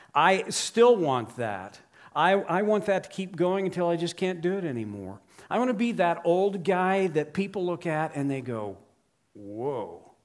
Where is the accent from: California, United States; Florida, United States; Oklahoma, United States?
Oklahoma, United States; I grew up in Oklahoma in the U S